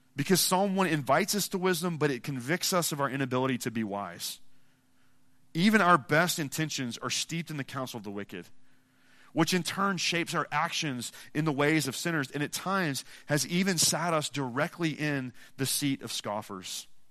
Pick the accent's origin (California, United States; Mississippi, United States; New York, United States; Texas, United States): Mississippi, United States; I'm from Mississippi.